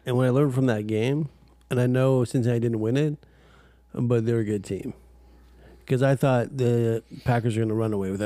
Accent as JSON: {"language": "English", "country": "Canada", "said": "We're from Canada"}